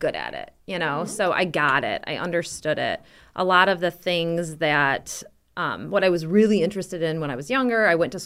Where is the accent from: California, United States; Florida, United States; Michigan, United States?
Michigan, United States; Whitmore Lake; So I actually grew up in a small town between Ann Arbor and Brighton called Whitmore Lake